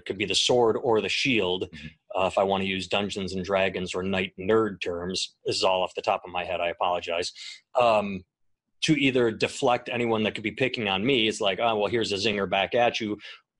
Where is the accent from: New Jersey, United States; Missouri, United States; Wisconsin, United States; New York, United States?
Wisconsin, United States; I grew up in Wisconsin, and I was going to the University of Wisconsin-Milwaukee